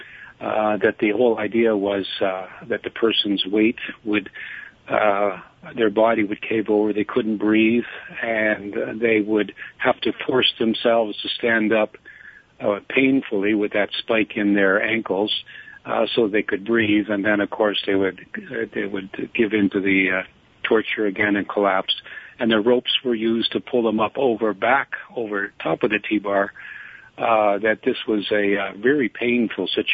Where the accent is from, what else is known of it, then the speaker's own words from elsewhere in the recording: Canada; I'm a Canadian